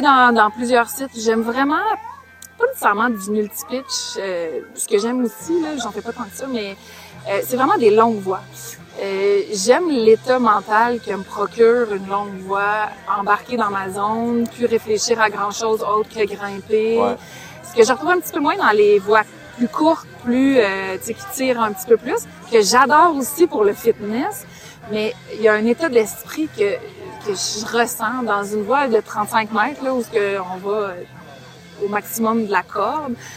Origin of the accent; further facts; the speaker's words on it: South Shore of Montreal, Quebec, Canada; moved away as an adult; also born or lived in British Columbia; now in Lower Laurentians, Canada; je viens de la Rive-Sud à la base, okay. de Montréal, mais on est installé depuis une dizaine d'années dans les Basses Laurentides